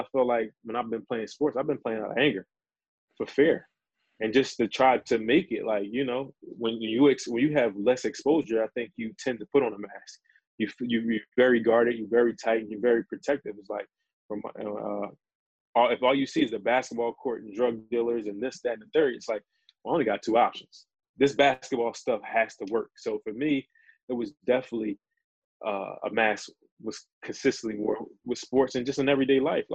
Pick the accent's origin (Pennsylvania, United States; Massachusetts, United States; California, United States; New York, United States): Pennsylvania, United States; Philadelphia; I'm from Philadelphia, Pennsylvania